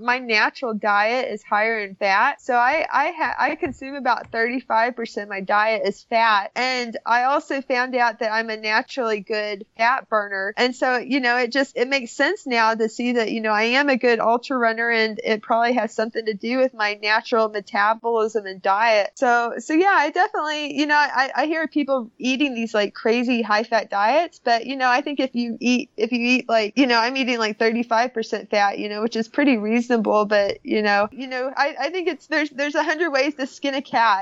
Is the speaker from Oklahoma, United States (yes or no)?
yes; Oklahoma, United States; Growing up in Oklahoma, I grew up eating a lot of meat and a lot of beef